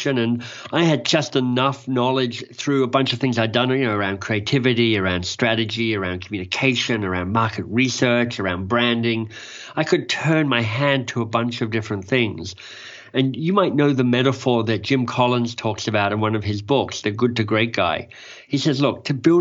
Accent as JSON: {"language": "English", "country": "Australia", "also_born_or_lived": "England", "moved": "as an adult", "lives_now": "Canada", "said": "I'm Australian. I now live in Canada."}